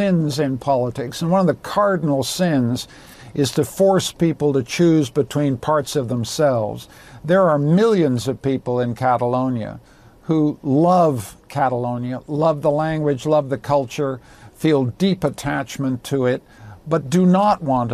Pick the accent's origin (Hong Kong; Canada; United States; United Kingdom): Canada; I speak here as a Canadian